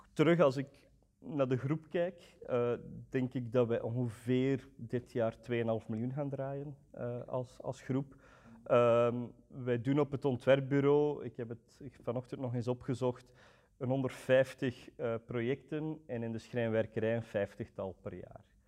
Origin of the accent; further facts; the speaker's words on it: Roeselare, Flanders, Belgium; also born or lived in Antwerp; ik kom van Roeselare